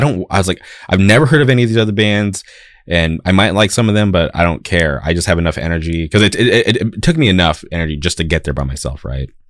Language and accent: English; Palm Springs, California, United States; also born or lived in Orange County, California; I grew up in the Palm Springs area, and then I moved to Orange County.